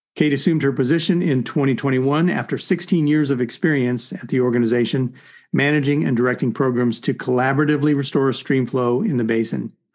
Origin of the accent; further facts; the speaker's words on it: Arizona, United States; also born or lived in California; now in Central Oregon, United States; I grew up in Arizona